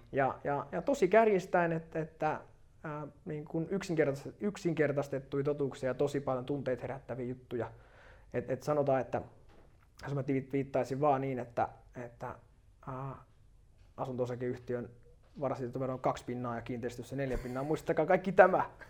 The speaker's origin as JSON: {"language": "Finnish", "town": "Turku", "region": "Southwest Finland", "country": "Finland", "tie": "born or raised there", "moved": "yes", "said": "mä oon Turusta alun perin kotoisin"}